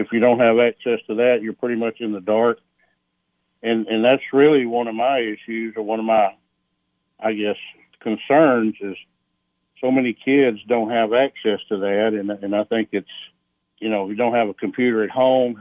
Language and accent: English; Algood, Tennessee, United States; I grew up in Allgood, lived there basically all my life